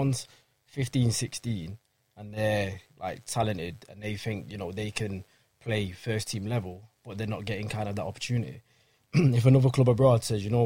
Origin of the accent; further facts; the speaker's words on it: Manchester, North West England, United Kingdom; I was from Manchester and, you know, as an English lad